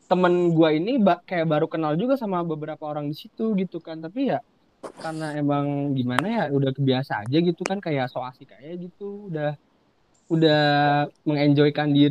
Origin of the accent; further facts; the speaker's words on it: Bogor, West Java, Indonesia; kan gue orang Bogor lah ya gue orang Bogor kan